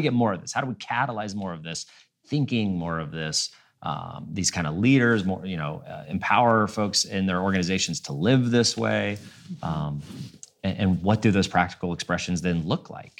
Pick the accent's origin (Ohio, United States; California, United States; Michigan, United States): Ohio, United States; Cincinnati; moved away as an adult; also born or lived in Atlanta / Nashville; and then I moved back to Cincinnati, which is my hometown